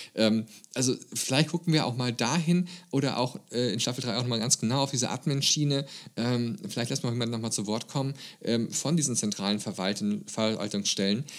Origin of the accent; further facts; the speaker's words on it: Germany; bei uns in Grünheide in Deutschland